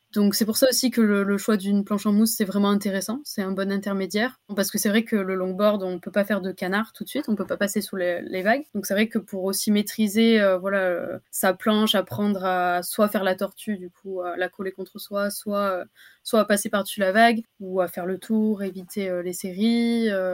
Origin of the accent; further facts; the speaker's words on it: Anglet, Nouvelle-Aquitaine, France; Je suis originaire du Pays Basque, d'anglet